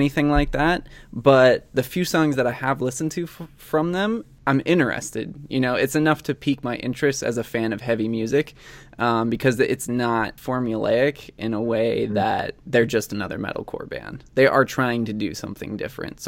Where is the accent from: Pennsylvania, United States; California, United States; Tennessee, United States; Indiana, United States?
Indiana, United States; moved away; a town like 10 minutes away from my hometown in the middle of fucking nowhere, Indiana